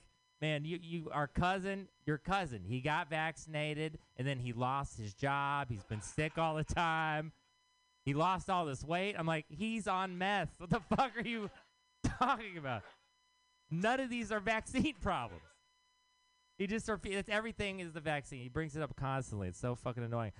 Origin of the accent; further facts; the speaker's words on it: Texas, United States; now in San Francisco, United States; I am from Texas.